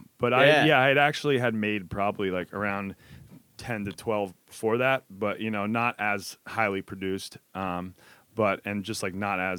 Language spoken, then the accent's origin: English; Massachusetts, United States; also born or lived in Shanghai, China; now in New York, United States; Yeah, I'm from Massachusetts. And yeah, I guess I'm mainly in New York this time, but I've been doing a couple weeks up in Mass as well.